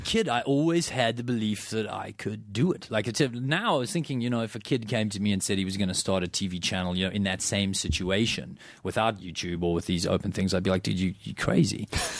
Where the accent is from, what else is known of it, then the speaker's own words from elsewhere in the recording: South Africa; I grew up in South Africa. It doesn't get cold there, you know.